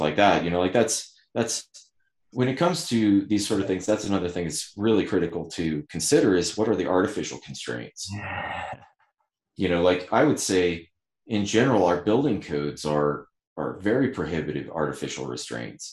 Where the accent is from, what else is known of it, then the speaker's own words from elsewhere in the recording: Ouray, Colorado, United States; I was born in the mountains, Southwest Colorado.